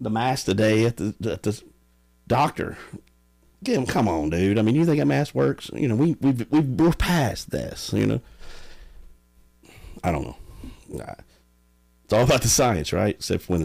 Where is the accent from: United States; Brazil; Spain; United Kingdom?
United States; I grew up in Sharkey